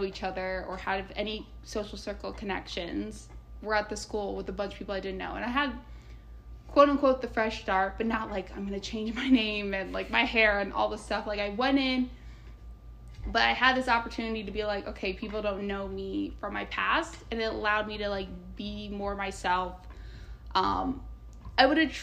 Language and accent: English; Indiana, United States; moved away as an adult; I was disgustingly nice from Indiana at an East Coast school